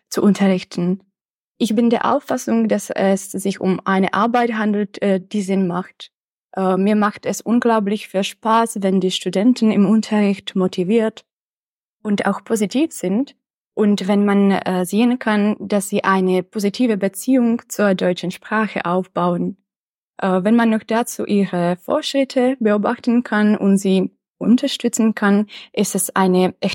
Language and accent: German; České Budějovice, South Bohemian Region, Czechia; also born or lived in Prague; Zuerst habe ich an der Philosophischen Fakultät in meiner Heimatstadt Budweis das Bachelorstudium absolviert und dann habe ich das Masterstudium an der Pädagogischen Fakultät der Karls-Universität in Prag abgeschlossen.